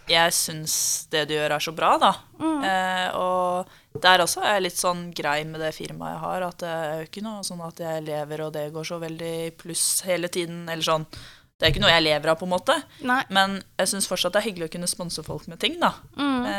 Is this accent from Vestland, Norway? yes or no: no; Bjørkelangen, Akershus, Norway; jeg er jo fra Bjørklangen